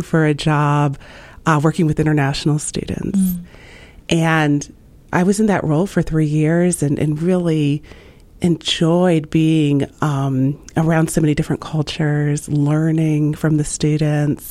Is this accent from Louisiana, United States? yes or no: yes; Slidell, Louisiana, United States; moved away as an adult; now in Ohio, United States; I grew up right outside of New Orleans in a town called Slidell